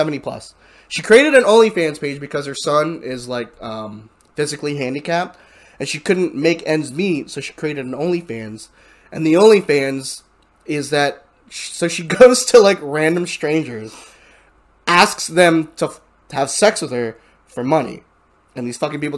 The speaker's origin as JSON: {"language": "English", "country": "United States", "said": "I'm American"}